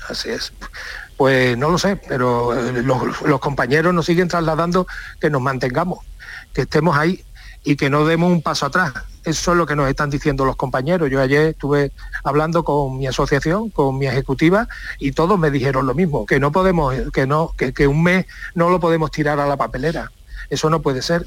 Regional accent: Seville, Andalusia, Spain; soy sevillano

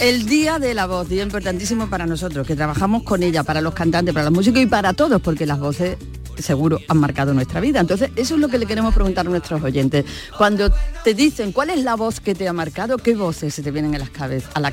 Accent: Gilena, Andalusia, Spain; recuerdo los veranos mm. en, mi pueblo, en Gilena, las siestas, donde me ponían a coser cuando era pequeña

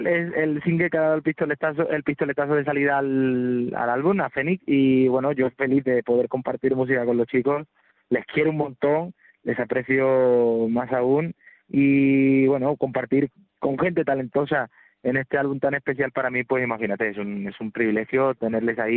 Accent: Córdoba, Andalusia, Spain; La verdad que estoy muy contento del recibimiento de, mi tierra, de mi gente.

